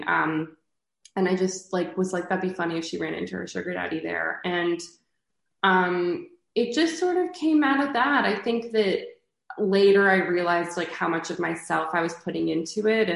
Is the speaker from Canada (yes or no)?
yes; Canada; moved away as an adult; also born or lived in New York; I'm from Canada